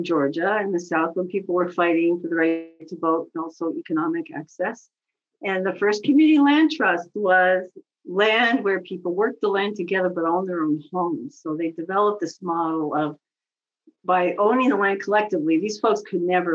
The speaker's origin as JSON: {"language": "English", "town": "Montreal", "region": "Quebec", "country": "Canada", "tie": "born or raised there", "also_born_or_lived": "Toronto", "moved": "as an adult", "lives_now": "United States", "said": "I grew up in Montreal and went to French school until high school."}